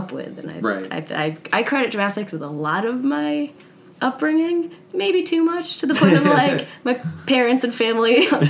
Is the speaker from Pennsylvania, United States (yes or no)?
no; New York, United States; Northern New York.